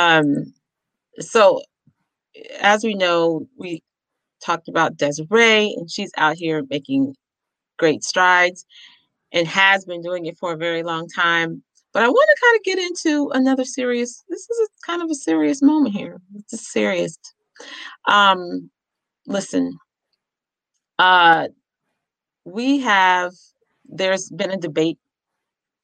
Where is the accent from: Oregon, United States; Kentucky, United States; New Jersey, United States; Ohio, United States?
Ohio, United States; now in New York, United States; I'm from Ohio, so it's cold